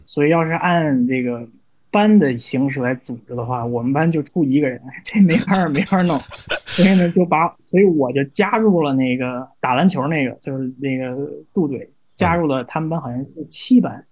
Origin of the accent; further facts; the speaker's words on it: China; moved away as an adult; also born or lived in Syracuse, United States / New York City, United States; 作为一个中国人来说